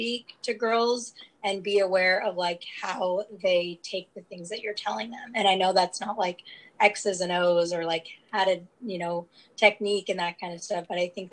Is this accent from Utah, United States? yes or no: yes; Utah, United States; I transferred back to my home state because I'm from Utah.